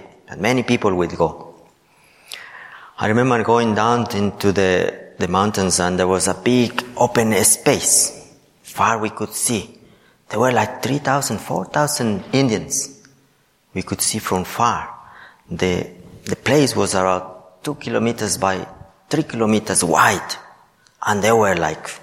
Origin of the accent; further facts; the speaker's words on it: Ecuador; moved away; I am from Ecuador.